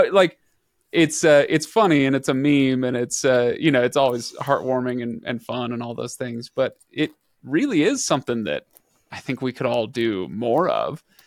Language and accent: English; western desert of the United States, United States; we don't have a ton of abbeys out in the, uh, western desert of the United States